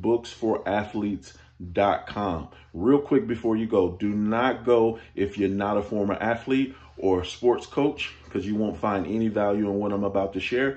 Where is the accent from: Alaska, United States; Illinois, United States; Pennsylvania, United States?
Illinois, United States; Chicago; I'm from Chicago